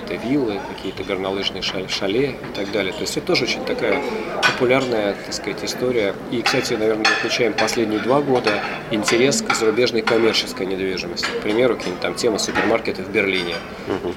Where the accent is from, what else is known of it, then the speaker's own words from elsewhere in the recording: Russia; Когда они знали, что мы из России